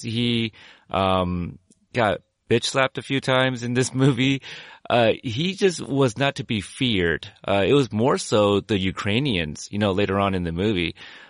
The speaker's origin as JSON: {"language": "English", "region": "Texas", "country": "United States", "tie": "born or raised there", "moved": "yes", "lives_now": "Portland, United States", "said": "I'm full-blooded American, too. I was born in Texas."}